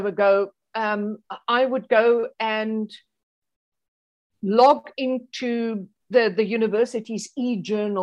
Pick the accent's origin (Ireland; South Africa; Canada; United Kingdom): South Africa; being a South African